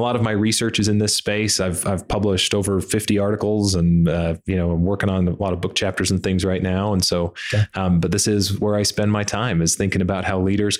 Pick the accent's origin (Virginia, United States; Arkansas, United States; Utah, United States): Utah, United States; Heber City; also born or lived in Alaska; now in Lubbock, United States; I was born in Alaska. My dad was in the Air Force, but lived in Utah most of my life on a farm in Heber City. And we live in Lubbock, Texas now.